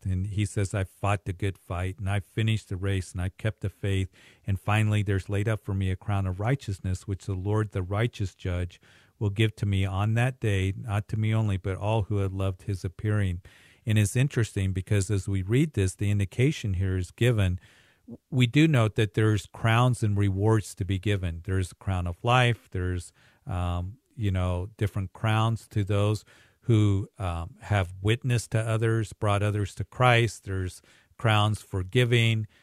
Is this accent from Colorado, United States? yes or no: yes; Greeley, Colorado, United States; my hometown Greeley